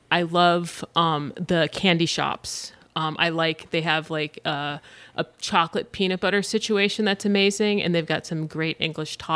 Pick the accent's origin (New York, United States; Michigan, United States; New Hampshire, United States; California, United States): California, United States; And I grew up in Orange County, so like Knott's Berry Farm was the fucking place to go.